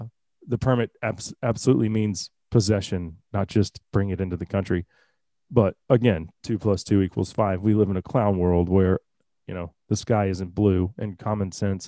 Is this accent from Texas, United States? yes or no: yes; Texas, United States; born there; one county over in the county that I was born in Dallas County.